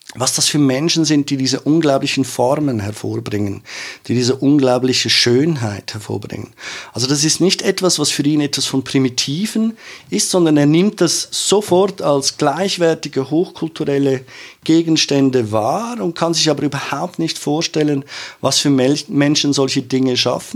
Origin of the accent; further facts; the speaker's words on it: Zurich, Switzerland; also born or lived in Feldmeilen; ich so als Zürcher Kind